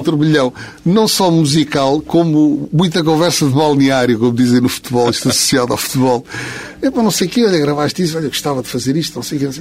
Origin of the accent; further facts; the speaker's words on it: Lisbon, Portugal; sendo de Lisboa, sou de Campo de Orique